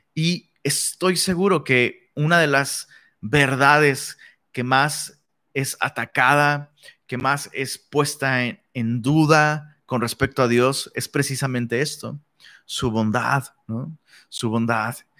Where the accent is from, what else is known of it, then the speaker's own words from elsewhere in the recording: Mexico; Somos mexicanos.